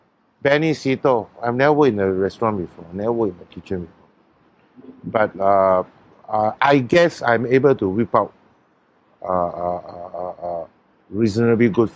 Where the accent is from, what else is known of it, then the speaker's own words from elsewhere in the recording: Singapore; I'm a Singaporean